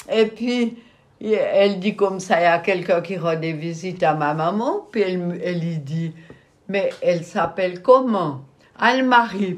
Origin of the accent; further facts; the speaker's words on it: Malleray-Bévilard, Bern, Switzerland; j'ai grandi à Malrebé-Villa